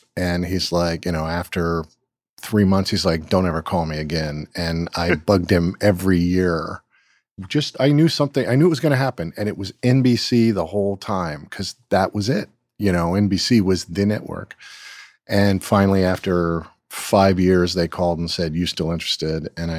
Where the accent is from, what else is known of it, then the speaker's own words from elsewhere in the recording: California, United States; I'm from Southern California, so skateboarding and surfing was it.